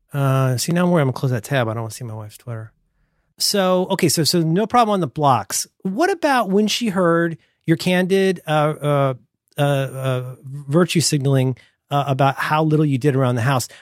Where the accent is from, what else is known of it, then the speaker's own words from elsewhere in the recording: Florida, United States; moved away; I'm from Florida.